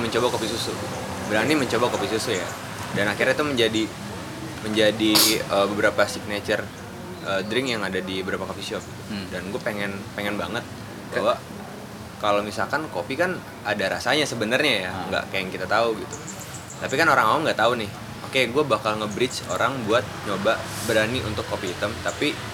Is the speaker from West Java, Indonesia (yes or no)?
yes; Bekasi, West Java, Indonesia; moved away as an adult; also born or lived in Yogyakarta; kota gue Bekasi